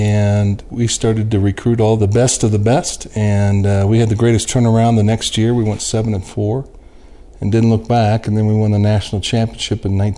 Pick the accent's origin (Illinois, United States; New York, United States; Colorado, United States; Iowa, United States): Colorado, United States; Boulder; I was born and raised in Boulder, Colorado, of all places.